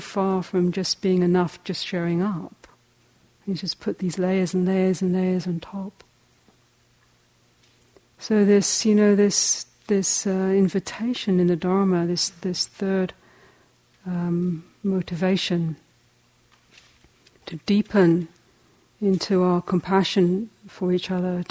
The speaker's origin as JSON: {"language": "English", "region": "England", "country": "United Kingdom", "also_born_or_lived": "South Africa", "moved": "as an adult", "said": "I'm a hobbit from England."}